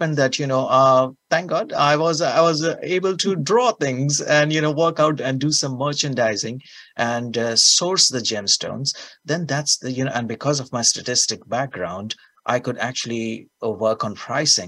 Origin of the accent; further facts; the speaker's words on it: India; moved away; I'm a small boy from India, you know, and with my accent